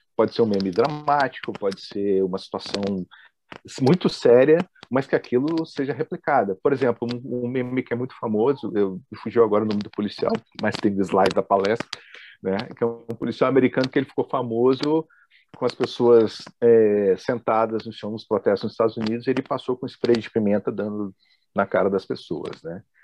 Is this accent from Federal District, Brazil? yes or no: yes; Brasília, Federal District, Brazil; eu sou de Brasília, sou nascido em Brasília, então para quem está me ouvindo aqui é, que é do Sul, vai notar que eu tenho um sotaque meio diferente